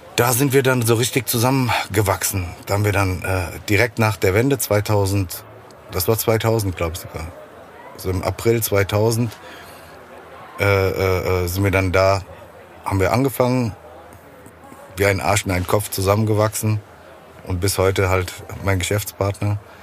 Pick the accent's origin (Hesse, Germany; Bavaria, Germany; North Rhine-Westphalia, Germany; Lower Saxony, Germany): Hesse, Germany; Frankfurt; Frankfurt ist meine Heimatstadt, da bleibe ich ja auch